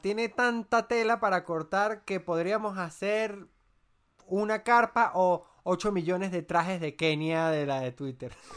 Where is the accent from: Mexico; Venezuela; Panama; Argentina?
Venezuela; moved away as an adult; also born or lived in Chile; now in Colombia; nosotros en Venezuela